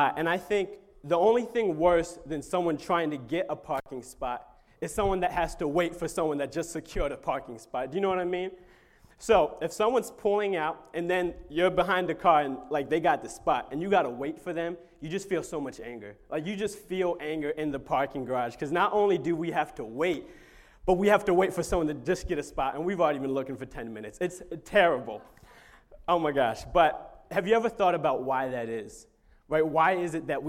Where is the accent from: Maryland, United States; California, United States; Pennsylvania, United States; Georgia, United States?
Maryland, United States; moved away as an adult; now in Long Island, United States; I'm from Maryland, so I'm not from around these parts.